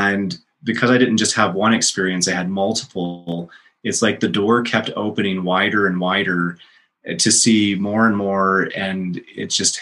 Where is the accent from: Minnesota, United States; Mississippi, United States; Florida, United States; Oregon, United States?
Florida, United States; now in Salt Lake City, United States; I grew up in Florida on the beach